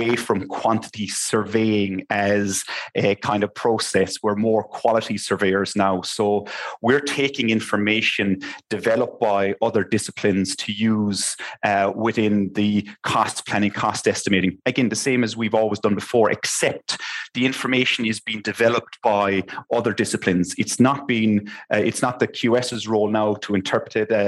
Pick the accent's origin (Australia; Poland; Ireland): Ireland; Limerick, Munster; also born or lived in Copenhagen, Denmark; I'm originally from Limerick, so I'm back and forth between the two